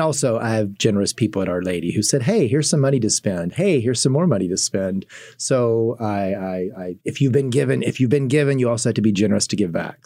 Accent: Kentucky, United States; moved away as an adult; now in Fort Wayne, United States; I'm from Kentucky, so that's where I was raised

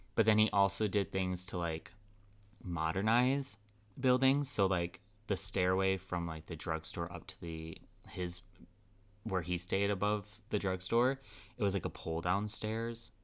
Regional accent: Chicago, Illinois, United States; my hometown, Chicago

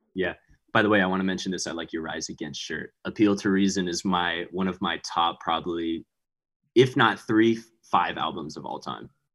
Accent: Montgomery, Texas, United States; also born or lived in Houston, Texas; now in Austin, United States; I'm from Houston. So I live in Austin right now, but Houston is where we really like grew up

